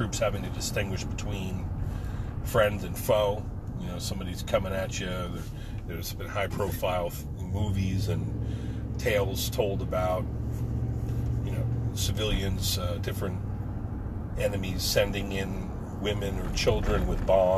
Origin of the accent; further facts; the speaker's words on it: United States; as an American Marine